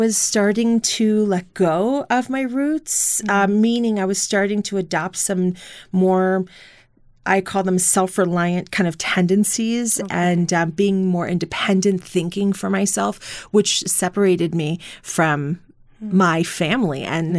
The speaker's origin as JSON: {"language": "English", "region": "New York", "country": "United States", "said": "And then, you know, as I get older, I feel like I identify as a New Yorker."}